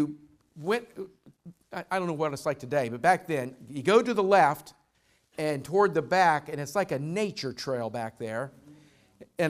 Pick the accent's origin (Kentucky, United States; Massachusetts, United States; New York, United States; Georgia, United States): Kentucky, United States; Louisville; Louisville, I'm from Louisville